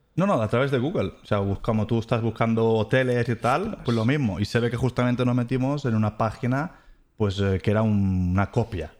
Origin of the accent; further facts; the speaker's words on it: Ciutadella, Balearic Islands, Spain; moved away as an adult; also born or lived in Mahón, Menorca; now in Germany; es una persona que nació en las Islas Baleares, para ser exacto, pues eh, en Menorca, nací en Mahón y me crié pues en Ciudadela